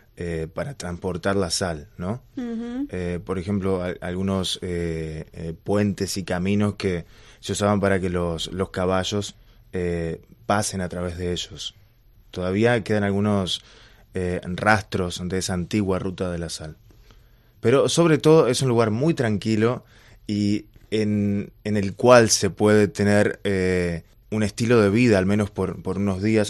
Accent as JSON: {"language": "Spanish", "country": "Argentina", "moved": "yes", "lives_now": "Beijing, China", "said": "como en Argentina decimos curros"}